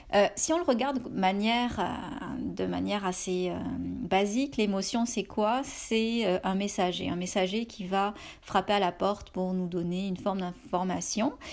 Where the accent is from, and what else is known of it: France; now in Canada